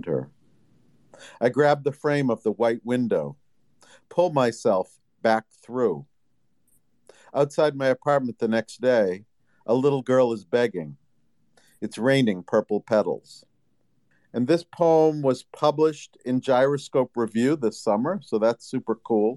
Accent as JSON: {"language": "English", "town": "Boston", "region": "Massachusetts", "country": "United States", "said": "I'm from the Northeast, the Boston area"}